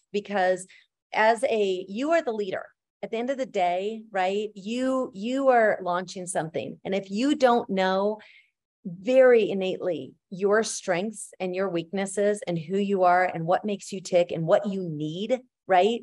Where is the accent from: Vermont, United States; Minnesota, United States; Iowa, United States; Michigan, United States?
Minnesota, United States; northern; Minnesota was great because it was, um, northern Minnesota and my grandparents had a hundred and eighty acres, um, on a, on a farm up there